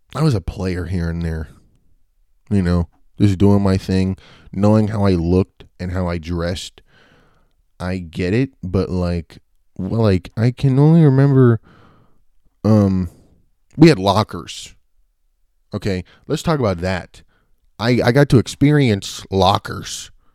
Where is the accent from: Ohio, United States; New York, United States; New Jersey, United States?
New Jersey, United States; Bayville; also born or lived in Richmond, Virginia; around when I was three, I moved to New Jersey, uh, and I went to Bayville Elementary School, and that was when I went to like kindergarten to fourth grade